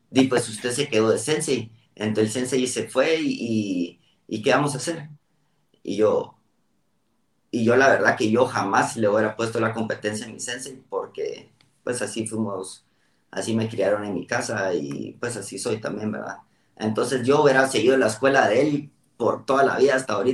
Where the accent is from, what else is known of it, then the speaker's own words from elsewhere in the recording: Costa Rica; born there; also born or lived in Guatemala; primero yo nací en Costa Rica, me, por el trabajo de mi papá me tocó moverme mucho, terminé en Guatemala